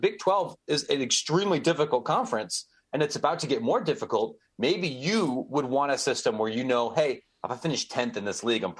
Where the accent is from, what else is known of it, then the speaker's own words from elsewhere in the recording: Ohio, United States; not far where I grew up in Ohio, you have schools like Youngstown State